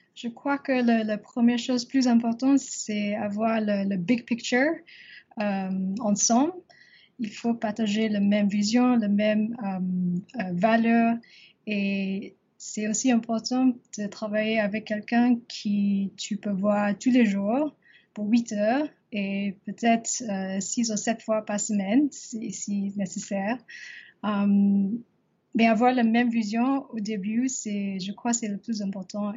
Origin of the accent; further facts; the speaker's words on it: Singapore; French is a second language; also born or lived in Paris; j'ai grandi à Singapour